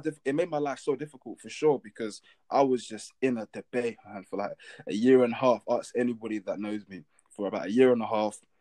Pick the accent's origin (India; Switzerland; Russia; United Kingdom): United Kingdom; London; growing up in London with my mum